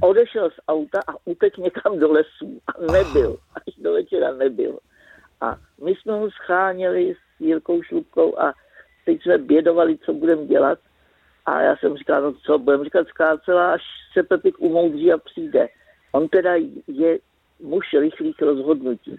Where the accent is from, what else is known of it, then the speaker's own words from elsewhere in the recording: Prague, Czechia; já jsem ze Žižkova.